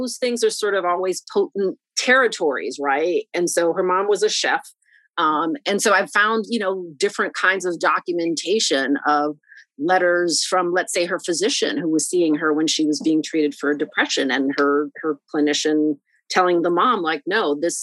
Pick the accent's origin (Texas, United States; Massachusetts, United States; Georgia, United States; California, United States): Massachusetts, United States; Boston; also born or lived in New York; I was born in New York, and then my parents separated in the early 1980s is when my mom relocates with me and my brothers to Boston, and right. Then we spend many years here. So I've been mostly educated here